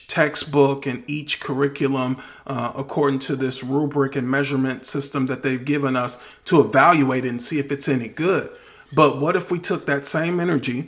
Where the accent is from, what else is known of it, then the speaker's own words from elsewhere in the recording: Wisconsin, United States; moved away; I got a lot of family in Facebook because I'm from Wisconsin